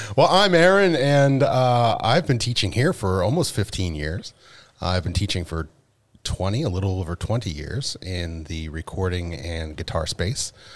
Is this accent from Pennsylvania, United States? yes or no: yes; Penn State, Pennsylvania, United States; moved away as an adult; I'm originally from Penn State.